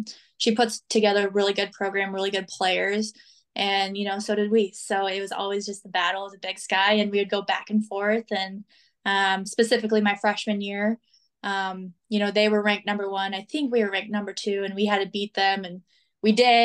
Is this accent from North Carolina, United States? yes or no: no; Missoula area, Montana, United States; now in Billings, United States; I was close to my hometown. Obviously, I was 5 miles away from my parents' house.